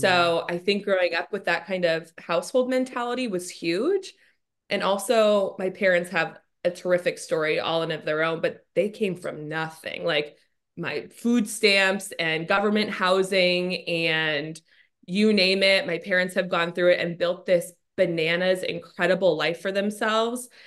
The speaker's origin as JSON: {"language": "English", "town": "Scottsdale", "region": "Arizona", "country": "United States", "tie": "born or raised there", "also_born_or_lived": "Washington, D.C.", "moved": "as an adult", "said": "I grew up in Scottsdale. I've spent my, eh, literally entire life up until we moved to D C here."}